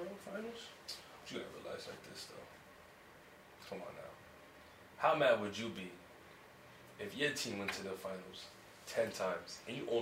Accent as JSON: {"language": "English", "area": "Paxton", "region": "New Jersey", "country": "United States", "also_born_or_lived": "Pennsylvania", "said": "I'm from Paxton, New Jersey"}